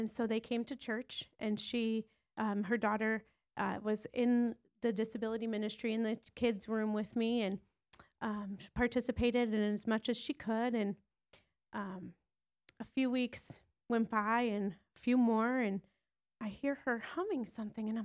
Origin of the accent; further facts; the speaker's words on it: Detroit, Michigan, United States; moved away as an adult; also born or lived in Wisconsin; we're originally from the Detroit, Michigan area